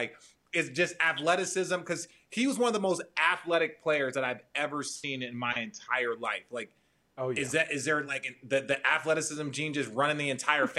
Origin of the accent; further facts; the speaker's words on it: Phoenix, Arizona, United States; now in Los Angeles, United States; I'm from Phoenix.